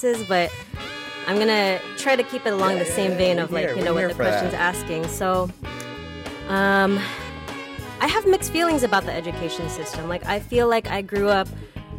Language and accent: English; Union City, California, United States; moved away as an adult; also born or lived in Long Beach; now in Oakland, United States; I grew up in Union City, so just about 30 minutes south of where I'm working at right now in Oakland.